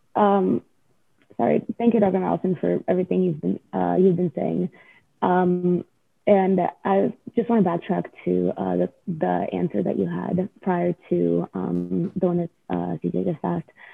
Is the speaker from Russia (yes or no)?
yes; Russia; now in United States; I'm from Russia, and my parents automatically, whenever we moved to America